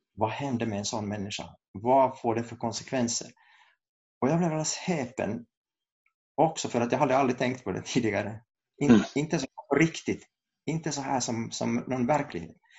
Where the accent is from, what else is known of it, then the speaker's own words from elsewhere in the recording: Kokkola, Central Ostrobothnia, Finland; moved away as an adult; also born or lived in Saint Petersburg, Russia; now in Uppsala, Sweden; jag kommer från Karleby i Österbotten